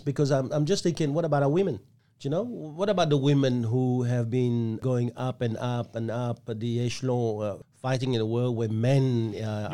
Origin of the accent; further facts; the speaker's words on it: Ho Chi Minh City, Vietnam; now in Australia; I was born in Saigon